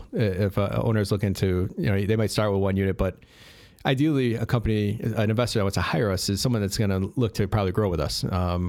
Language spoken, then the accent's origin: English; Addison, Illinois, United States; I grew up in the Western suburbs in Addison.